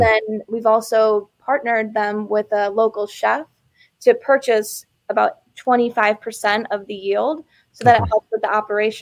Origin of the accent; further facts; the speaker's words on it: Chicago, Illinois, United States; moved away as an adult; also born or lived in Austin, Texas; I grew up in Chicago. So born and raised in Chicago, and I moved to Texas in 2011.